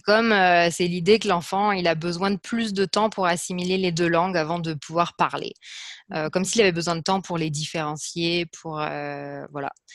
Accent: France; moved away as an adult; also born or lived in Liège, Belgium / New York, United States; je suis française

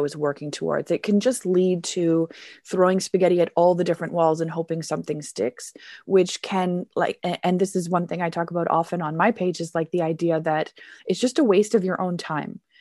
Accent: Canada; now in Germany; I am a Canadian teacher. I teach business English here in Germany.

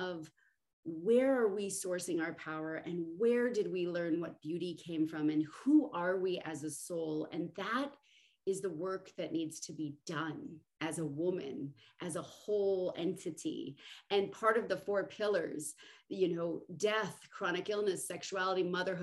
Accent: Southern California, United States; moved away; I came from Southern California

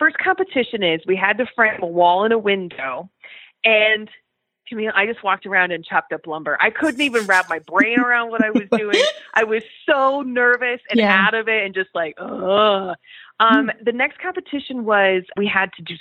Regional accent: Colorado, United States; moved away as an adult; I'm from Colorado

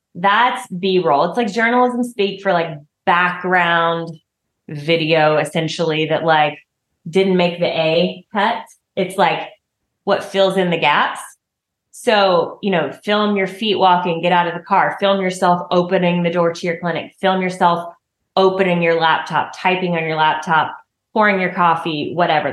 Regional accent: the South, Southern United States, United States; accent: southern; my southern accent

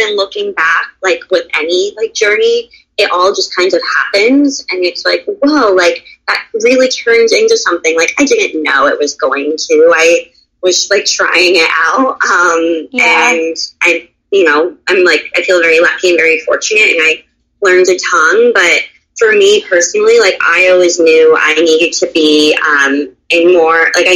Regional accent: Florida, United States; moved away as an adult; now in New York City, United States; I grew up in Florida

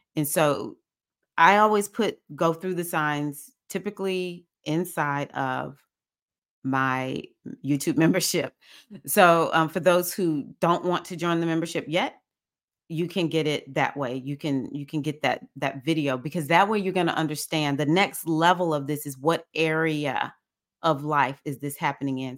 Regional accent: United States; I'm African American

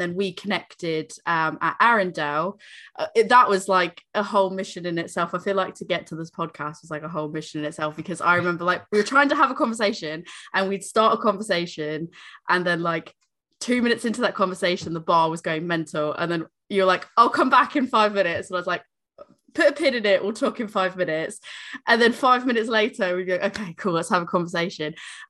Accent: South East England, United Kingdom; I'm from Berkshire. We've got like a few breweries in that area

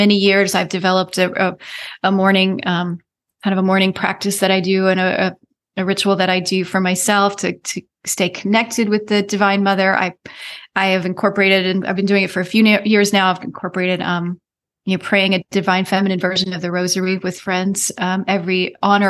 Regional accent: United States; I am as American as they come. I've got 7+ generations on United States soil

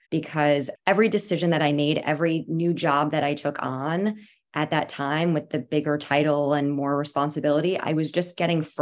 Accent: East Coast, United States; moved away as an adult; now in San Francisco Bay Area, United States; lived here in the Bay Area for about eight years. I grew up on the East Coast and I've completely fallen in love with living here.

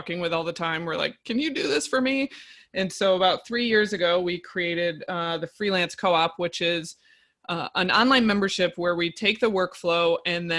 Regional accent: upstate New York, United States; we're in upstate New York in my hometown

